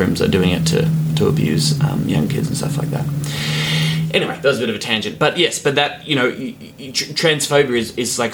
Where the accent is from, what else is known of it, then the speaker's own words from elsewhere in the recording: Victoria, Australia; Victoria, my home state